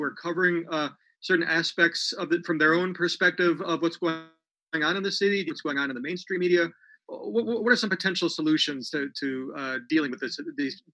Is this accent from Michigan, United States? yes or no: yes; Michigan, United States; I'm from Michigan originally